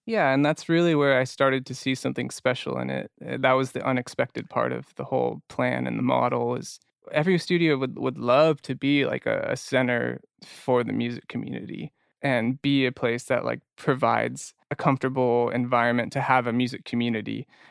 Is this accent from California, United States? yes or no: yes; Orange County, California, United States; I grew up in Orange County.